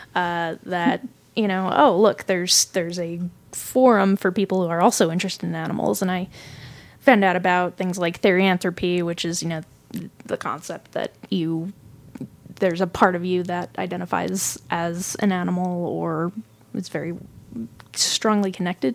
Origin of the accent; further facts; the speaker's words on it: California, United States; there weren't a lot of other kids growing up where I grew up in California.